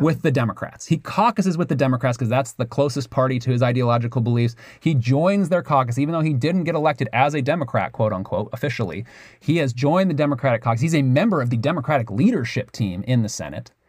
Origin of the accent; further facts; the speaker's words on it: United States; I'm obviously from America.